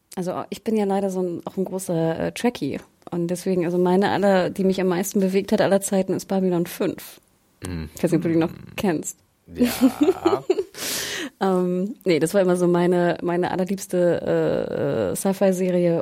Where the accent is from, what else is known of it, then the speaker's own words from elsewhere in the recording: Hamburg, Germany; Ich komme komm aus Hamburg